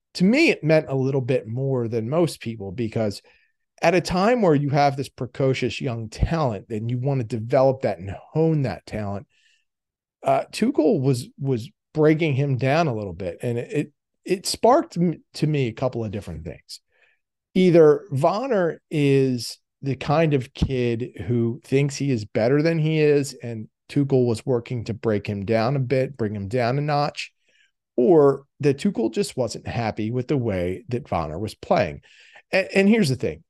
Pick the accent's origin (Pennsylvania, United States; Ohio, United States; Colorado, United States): Pennsylvania, United States; Philadelphia; I'm from Philadelphia